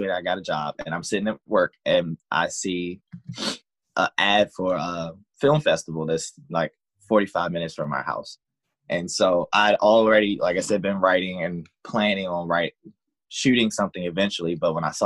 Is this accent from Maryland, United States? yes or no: yes; Southern Maryland, United States; we're from Maryland, Southern Maryland, Southern Maryland area